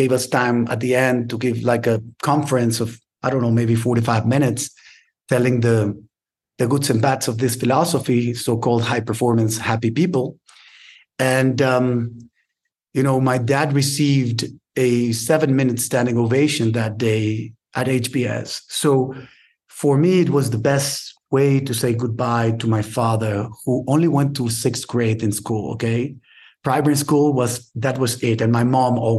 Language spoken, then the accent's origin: English; Monterrey, Nuevo León, Mexico; now in Mexico City, Mexico; we moved in 1980. I was 5 years old to Monterrey